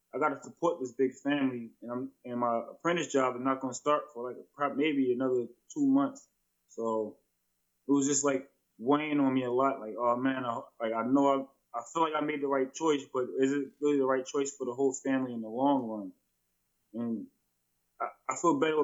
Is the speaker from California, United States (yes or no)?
no; New Jersey, United States; moved away as an adult; now in New Hampshire, United States; I'm not originally from New Hampshire, I'm from New Jersey